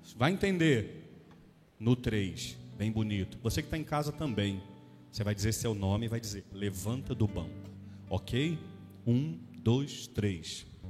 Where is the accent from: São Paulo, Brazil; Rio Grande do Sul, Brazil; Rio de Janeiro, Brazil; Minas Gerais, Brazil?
Rio de Janeiro, Brazil; moved away as an adult; also born or lived in Taquara; nascido e criado em Santa Cruz